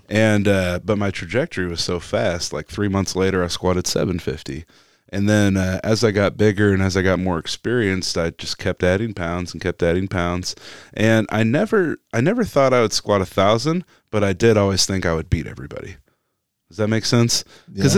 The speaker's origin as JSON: {"language": "English", "town": "Topeka", "region": "Kansas", "country": "United States", "tie": "born or raised there", "said": "I'm from Kansas City and I grew up in Topeka."}